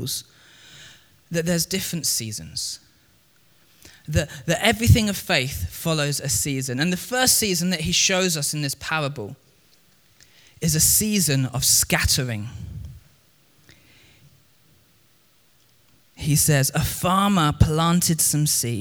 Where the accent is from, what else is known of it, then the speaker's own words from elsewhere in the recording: Crawley, South East England, United Kingdom; I grew up in Crewley. Crewley isn't exactly a farming town. It's just south of London.